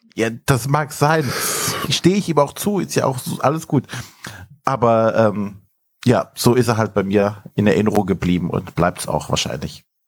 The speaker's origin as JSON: {"language": "German", "town": "Brühl", "country": "Germany", "tie": "born or raised there", "said": "aus dem kleinen Städtchen, wo ich herkomme, gebürtig"}